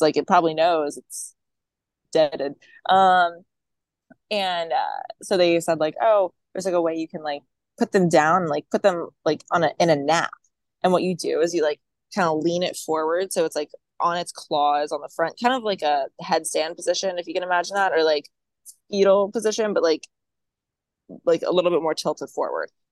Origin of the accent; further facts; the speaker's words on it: Maryland, United States; now in Virginia, United States; I'm not from Virginia. I just currently live here, which like I'm from Maryland